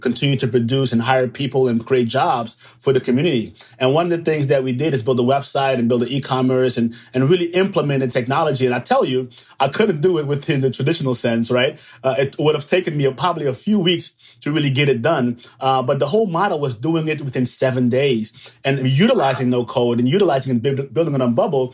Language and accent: English; Suriname; now in Atlanta, United States; I'm from Suriname.